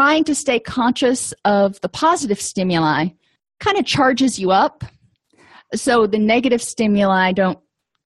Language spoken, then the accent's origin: English; South Florida, United States; I grew up in South Florida